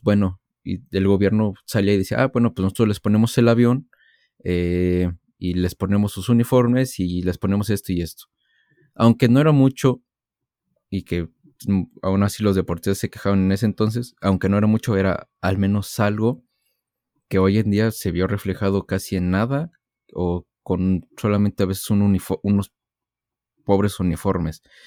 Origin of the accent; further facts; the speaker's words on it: Mexico; todos como mexicanos sabemos